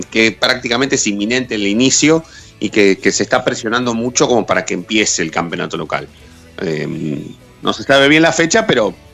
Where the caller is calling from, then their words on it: Buenos Aires, Argentina; de Caballito.